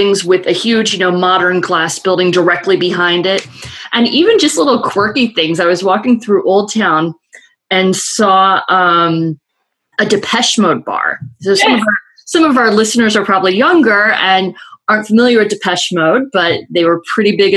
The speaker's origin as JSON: {"language": "English", "town": "Chicago", "region": "Illinois", "country": "United States", "tie": "born or raised there", "moved": "yes", "said": "I grew up in Chicago, where winters were brutal, and I love Chicago, and I miss it every day."}